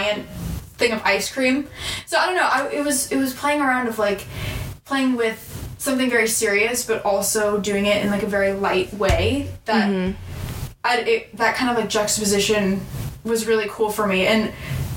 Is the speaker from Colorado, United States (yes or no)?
no; San Diego, California, United States; I'm from San Diego, California